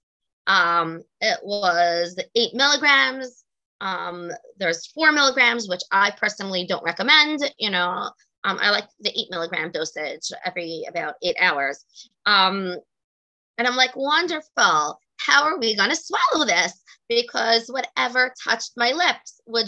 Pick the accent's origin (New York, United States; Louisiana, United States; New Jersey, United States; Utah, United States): New York, United States; New York City; I grew up, was born and bred in Brooklyn, New York.